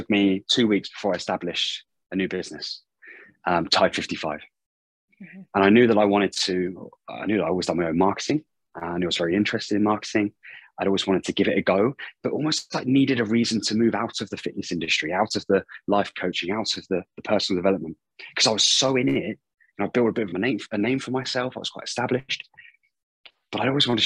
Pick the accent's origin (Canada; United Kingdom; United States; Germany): United Kingdom; moved away as an adult; also born or lived in Auckland, New Zealand; starting at a gym in my hometown in the UK